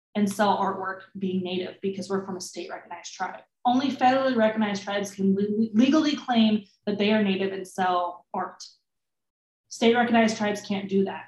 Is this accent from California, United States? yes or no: yes; California, United States; I grew up in California. I grew up around Maidus.